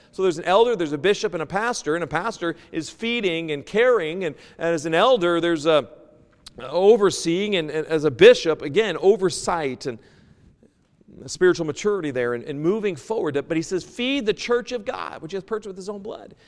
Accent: United States; moved away; also born or lived in Seattle / New York; I'm originally from the States

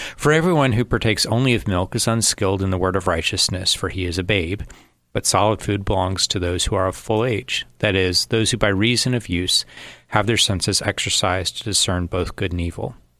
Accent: United States; I'm an American.

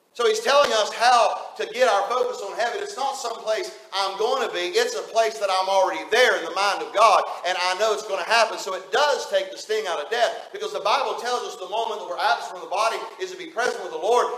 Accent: West Virginia, United States; moved away; just a West Virginia hillbilly

